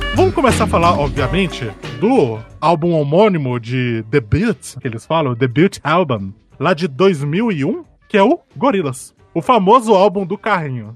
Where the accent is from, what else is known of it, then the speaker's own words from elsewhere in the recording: Brazil; eu sou brasileiro